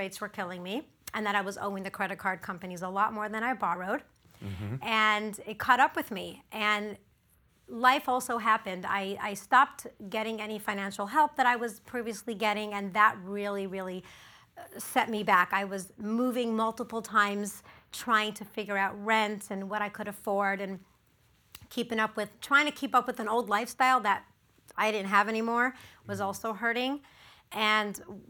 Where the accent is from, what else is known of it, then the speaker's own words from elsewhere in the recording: Los Angeles, California, United States; My entire life, I grew up in the Pico Robertson area